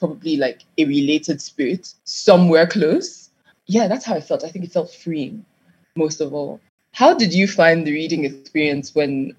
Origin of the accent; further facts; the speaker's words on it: Nigeria; Growing up in Nigeria